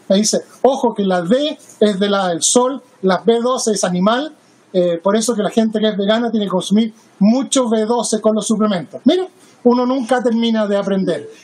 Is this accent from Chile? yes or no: yes; Chile; now in Seattle, United States; Yo soy chileno